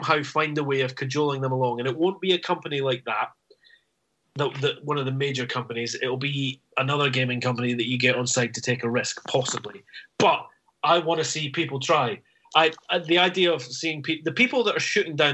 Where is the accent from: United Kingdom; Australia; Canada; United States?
United Kingdom; Scotland; I'm Scottish